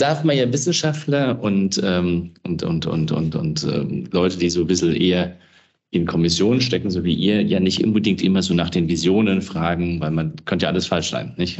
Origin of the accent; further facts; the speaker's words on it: Wiesbaden, Hesse, Germany; Wiesbaden finde ich ein schönes Beispiel, ist meine Heimatstadt